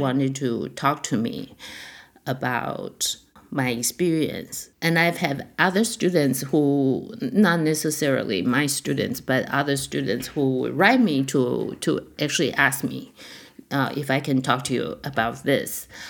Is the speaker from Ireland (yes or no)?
no; Taiwan; also born or lived in San Diego / Montreal; now in Toronto, Canada; when I was growing up in Taiwan